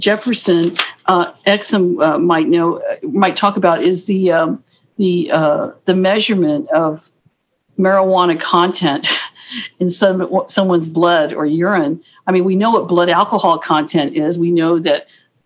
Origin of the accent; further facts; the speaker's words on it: Guam; also born or lived in Hawaii; I was born there, but I'm Chamorro. I'm from Guam. I'm Chamorro. I'm Pohnpeian, but I'm from Guam and I grew up on Guam